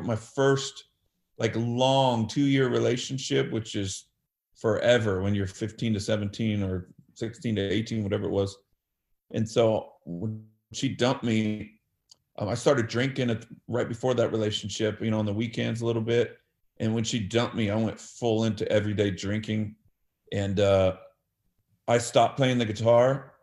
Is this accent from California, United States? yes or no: yes; Bakersfield, California, United States; also born or lived in Los Angeles area; then I moved to Bakersfield from Los Angeles area in fifth grade around uh, nine, ten years old